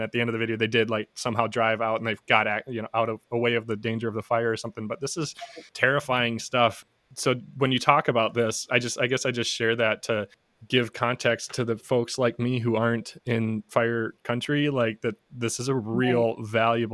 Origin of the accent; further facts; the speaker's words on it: Minnesota, United States; I'm from Minnesota.